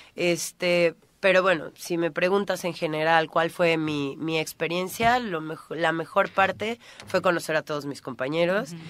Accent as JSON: {"language": "Spanish", "town": "Cuernavaca", "region": "Morelos", "country": "Mexico", "moved": "as an adult", "lives_now": "Tulum, Mexico", "said": "soy de aquí, soy de Cuernavaca, tengo un gran, una gran parte de mi corazón aquí."}